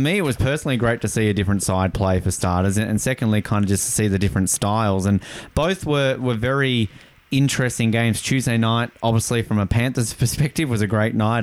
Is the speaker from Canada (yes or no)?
no; Tasmania, Australia; an Australian who grew up on a staple diet of the Mighty Ducks movies